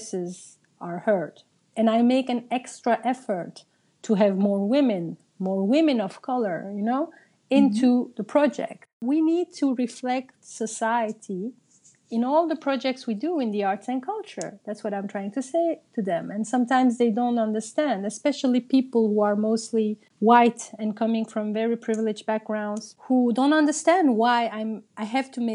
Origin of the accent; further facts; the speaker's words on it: Brussels, Brussels-Capital Region, Belgium; English is a second language; When I grew up in Brussels, I myself come from a family of migrants. Both my parents are Turkish